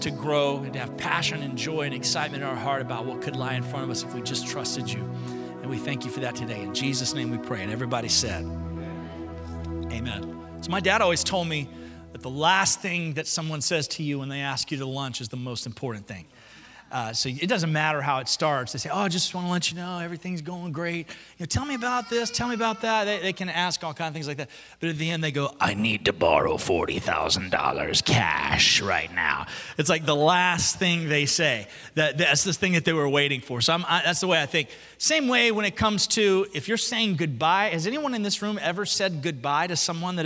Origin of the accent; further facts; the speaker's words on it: Alabama, United States; I'm from Alabama